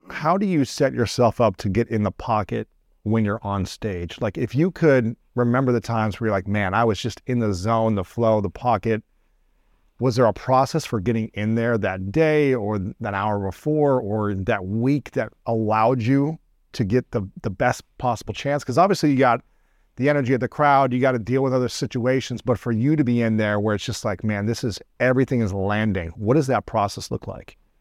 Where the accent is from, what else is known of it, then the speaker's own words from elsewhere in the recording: Ohio, United States; moved away as an adult; now in Los Angeles, United States; I grew up in Ohio, uh, great people, great, you know, all four seasons